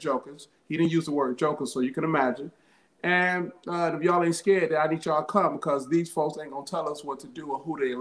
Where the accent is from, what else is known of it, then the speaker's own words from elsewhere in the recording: Detroit, Michigan, United States; growing up in Detroit